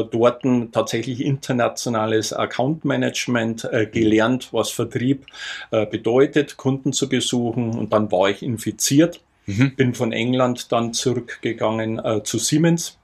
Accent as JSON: {"language": "German", "area": "near Altötting district", "region": "Bavaria", "country": "Germany", "tie": "born or raised there", "said": "ich komme aus der Nähe vom Landkreis Altötting. Mhm. Dort haben wir auch einen großen Bauernhof, auch heute noch."}